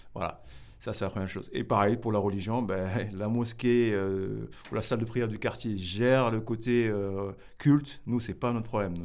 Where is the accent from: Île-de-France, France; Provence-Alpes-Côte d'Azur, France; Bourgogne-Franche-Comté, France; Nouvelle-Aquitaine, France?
Île-de-France, France; Grigny; moved away as an adult; also born or lived in Senegal; now in Bordeaux, France; j'ai grandi à Grigny